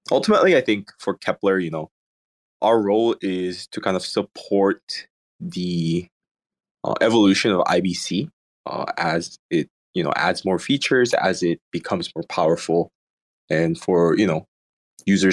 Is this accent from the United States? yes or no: no; Indonesia; I grew up in Indonesia